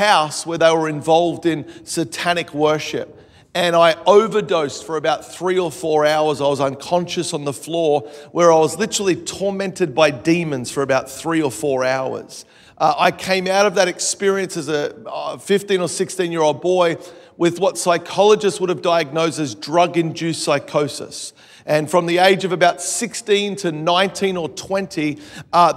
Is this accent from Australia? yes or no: yes; Melbourne, Victoria, Australia; now in Gold Coast, Australia; I live on the Gold Coast. I grew up in Melbourne, Australia.